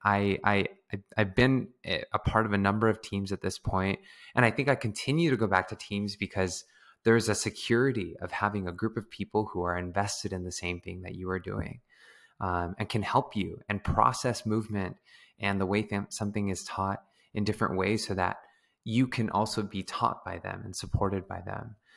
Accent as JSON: {"language": "English", "town": "San Diego", "region": "California", "country": "United States", "tie": "born or raised there", "also_born_or_lived": "Bay Area, California", "moved": "as an adult", "lives_now": "Los Angeles, United States", "said": "growing up in San Diego, there was a lot of dance"}